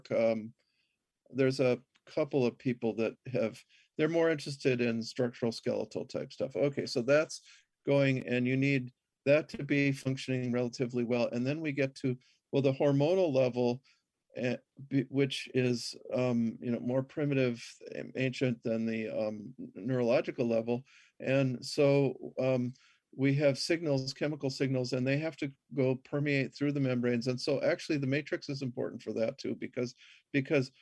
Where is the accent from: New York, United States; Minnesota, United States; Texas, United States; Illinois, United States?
Minnesota, United States; I grew up in Minnesota.